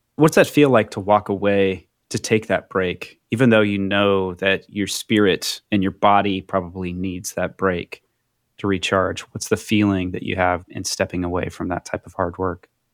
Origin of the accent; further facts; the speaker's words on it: Midwest, United States; a young white man growing up in the Midwest